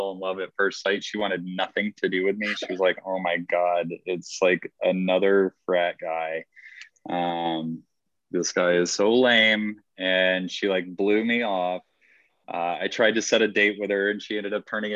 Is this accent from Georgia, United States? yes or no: yes; Georgia, United States; moved away; also born or lived in Arizona; I am originally from Georgia